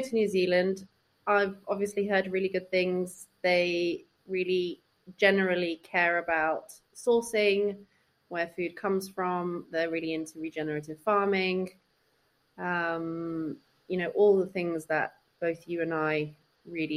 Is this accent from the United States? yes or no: no; Sweden; moved away; also born or lived in Spain; So I grew up in Sweden